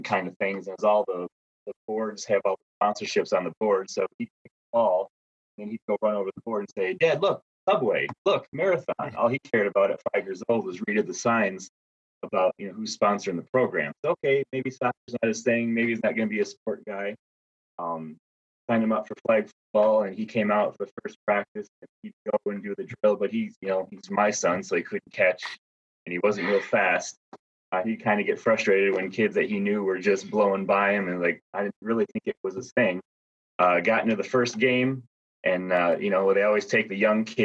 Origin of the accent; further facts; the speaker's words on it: Stevensville, Michigan, United States; also born or lived in Grand Rapids, Michigan / Howell, Michigan; now in Dexter, United States; I grew up in Southwest Michigan, played for football for Coach Denny Dock over there at Stevensville Lakeshore, which is just down by St. Joe.